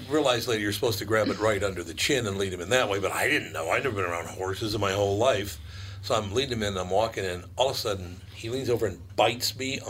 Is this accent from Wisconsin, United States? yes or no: no; Minneapolis, Minnesota, United States; I'm from North Minneapolis.